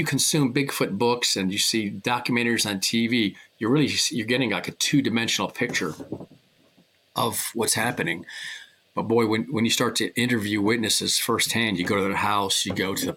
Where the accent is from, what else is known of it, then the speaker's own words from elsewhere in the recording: Miami, Florida, United States; I grew up in Miami, Florida, back in the late 60s and early 70s